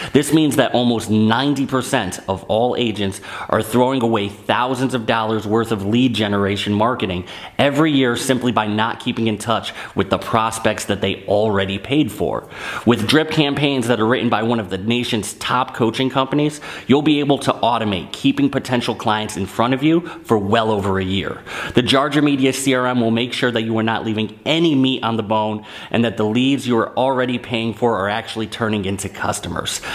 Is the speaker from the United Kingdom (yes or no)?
no; Northeast, United States; I'm from the Northeast